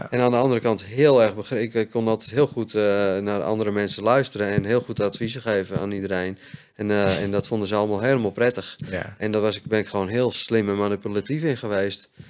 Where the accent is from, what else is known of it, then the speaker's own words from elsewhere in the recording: Hoogeveen, Drenthe, Netherlands; born there; moved away; Ik ben in Hogeveen geboren.